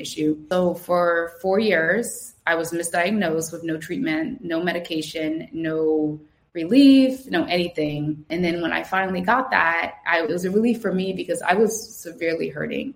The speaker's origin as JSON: {"language": "English", "town": "Trenton", "region": "New Jersey", "country": "United States", "tie": "born or raised there", "moved": "as an adult", "lives_now": "Lisbon, Portugal", "said": "I grew up in Tryon, uh, Stuyvesant Avenue"}